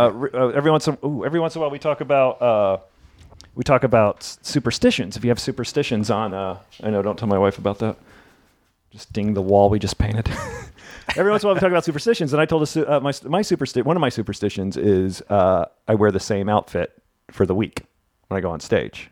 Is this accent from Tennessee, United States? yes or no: yes; Memphis, Tennessee, United States; I'm not Jewish and I'm from Memphis.